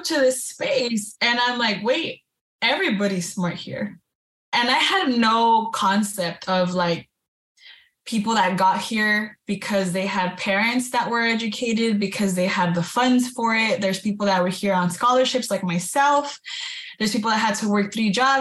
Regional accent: Baldwin Park, California, United States; I was born and raised in California, in Baldwin Park, California

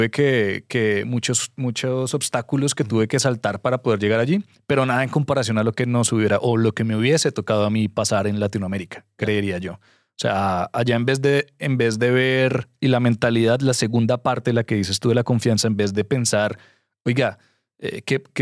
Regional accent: San Antonio, Texas, United States; yo vengo de San Antonio, mucha gente en Monterrey conoce San Antonio

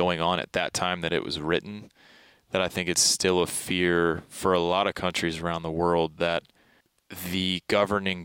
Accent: Baltimore, Maryland, United States; moved away; I grew up in Baltimore, Maryland. So those were my youngest years

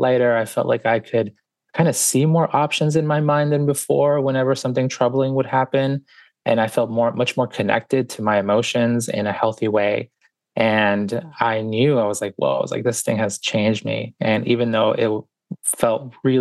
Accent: Boston, Massachusetts, United States; born or raised there; also born or lived in Guayaquil, Ecuador

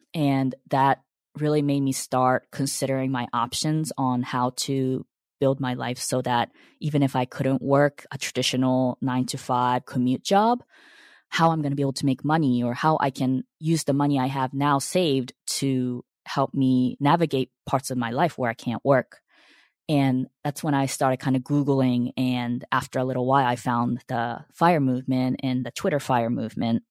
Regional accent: United States; also born or lived in Japan; the U S and I was seven when I came

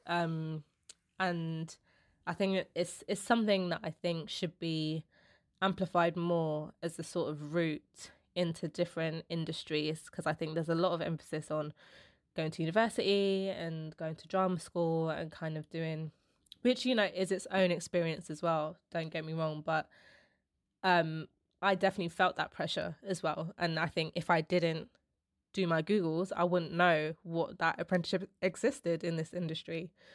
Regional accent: London, United Kingdom; I'm the first one in my family to be, like, born and raised in London

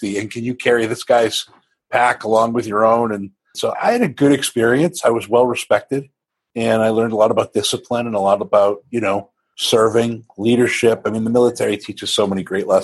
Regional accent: Maine, United States; Grew up in Maine, of all places

